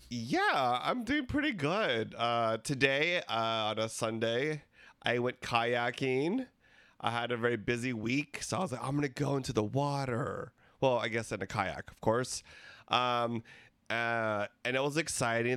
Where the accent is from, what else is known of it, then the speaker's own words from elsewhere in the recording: Philippines; We're three Filipino gay guys